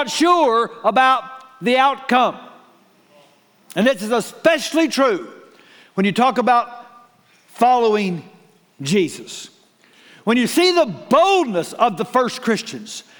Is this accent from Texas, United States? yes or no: yes; Waco, Texas, United States; I was born in Waco.